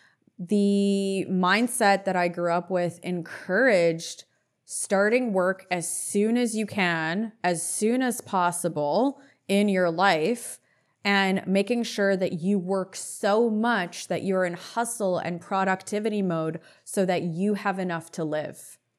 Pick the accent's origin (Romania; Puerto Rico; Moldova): Moldova; born there; also born or lived in Canada / Israel; My family and I was born in Moldova. We lived in Canada. We were almost deported. We had to leave the country. And we lived in Israel for 3 to 4 years of my life.